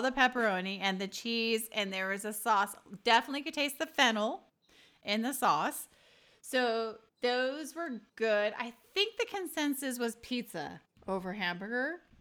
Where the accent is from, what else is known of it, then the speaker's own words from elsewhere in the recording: California, United States; I'm from California